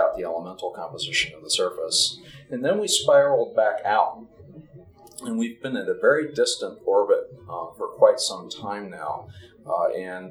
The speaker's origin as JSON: {"language": "English", "region": "New Mexico", "country": "United States", "tie": "born or raised there", "said": "my home state, which is New Mexico"}